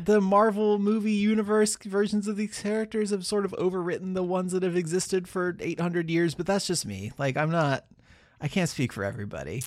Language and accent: English; United States; being born an American where we just speak the one language